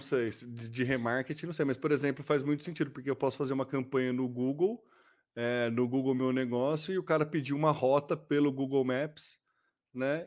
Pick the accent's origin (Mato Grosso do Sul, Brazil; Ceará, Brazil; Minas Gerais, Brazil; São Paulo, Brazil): São Paulo, Brazil; São Carlos; Nós somos de São Carlos.